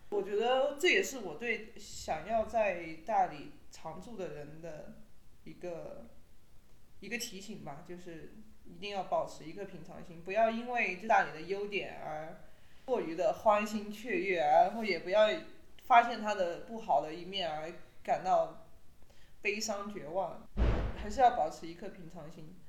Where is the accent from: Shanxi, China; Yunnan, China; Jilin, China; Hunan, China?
Yunnan, China; now in Dali, China; 我就是云南人嘛，就是在我们云南的土地上，我就觉得我还好，我没有觉得自己像是一个异乡人一样